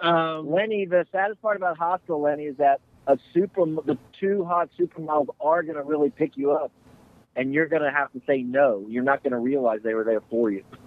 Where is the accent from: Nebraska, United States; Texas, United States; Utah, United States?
Texas, United States; Houston; I grew up in Houston